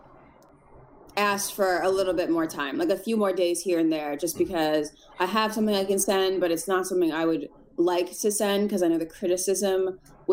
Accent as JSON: {"language": "English", "town": "Boston", "region": "Massachusetts", "country": "United States", "tie": "born or raised there", "moved": "yes", "lives_now": "Los Angeles, United States", "said": "I was born in Boston"}